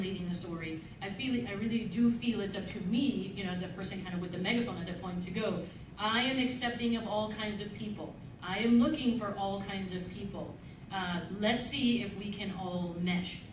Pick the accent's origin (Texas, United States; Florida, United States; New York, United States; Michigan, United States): New York, United States; New York City; also born or lived in the Bronx; I'm from the Bronx. I went to school in the South Bronx. I grew up in Spanish Harlem in Manhattan